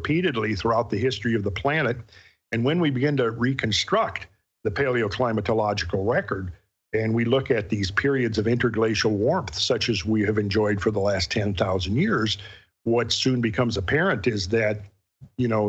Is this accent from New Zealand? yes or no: no; Minnesota, United States; growing up in Minnesota, right where we lived was near the margin of the great ice sheet